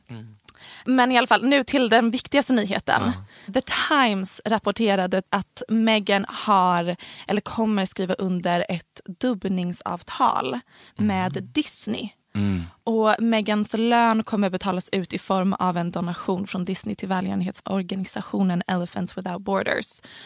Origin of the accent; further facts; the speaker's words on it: Helsingborg, Skåne, Sweden; accent: Helsingborg dialect; Så här pratar alla på mitt gymnasium för jag gick på ett ganska snobbigt oh gymnasium